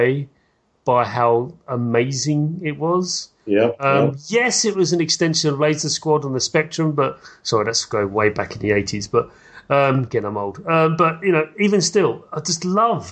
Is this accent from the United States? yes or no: no; United Kingdom; I'm British